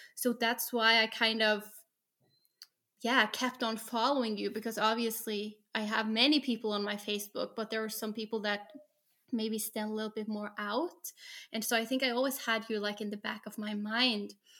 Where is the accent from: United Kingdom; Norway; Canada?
Norway; I'm from Norway, work as a special education teacher